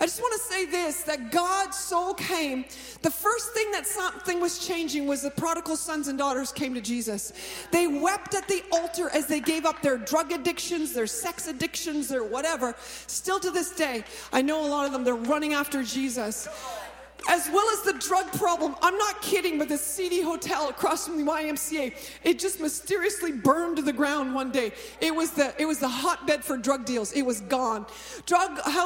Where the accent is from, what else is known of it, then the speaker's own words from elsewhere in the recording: Stratford, Ontario, Canada; also born or lived in Toronto; Stratford is where is my hometown.